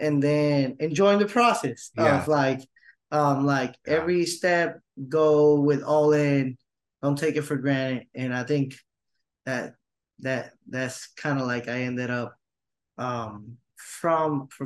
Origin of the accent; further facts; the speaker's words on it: Puerto Rico; I ended up staying in Puerto Rico, going to college, start working, and then got super involved in the ministry in my hometown local church.